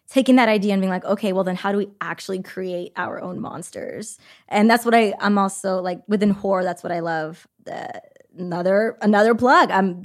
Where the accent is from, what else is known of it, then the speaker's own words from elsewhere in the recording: California, United States; I grew up in the Bay.